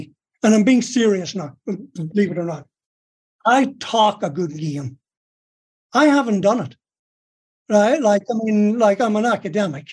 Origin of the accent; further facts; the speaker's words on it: Ireland; moved away; I was born in Ireland.